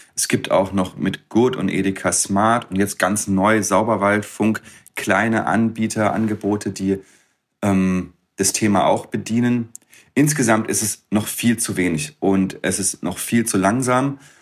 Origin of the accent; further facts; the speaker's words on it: Freiburg, Baden-Württemberg, Germany; ich komme aus Freiburg